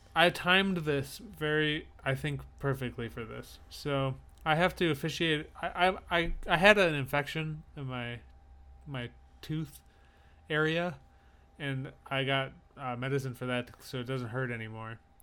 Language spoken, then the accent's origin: English; upper Midwest, United States; I'm Midwest, but I'm the top of the Midwest